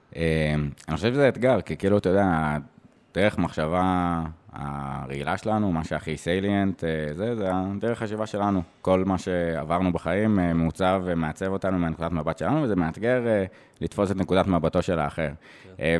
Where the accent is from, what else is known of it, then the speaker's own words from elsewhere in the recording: Jerusalem, Jerusalem District, Israel; also born or lived in Eilat; now in Tel Aviv, Israel; אני מאוד ירושלמי, שעכשיו גר בתל אביב